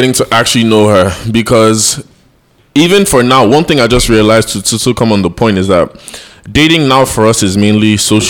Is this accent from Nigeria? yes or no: yes; Nigeria; we're Nigerian.